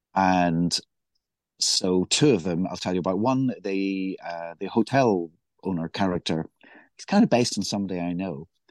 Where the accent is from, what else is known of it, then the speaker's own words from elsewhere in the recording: Belfast, Northern Ireland, United Kingdom; growing up in Belfast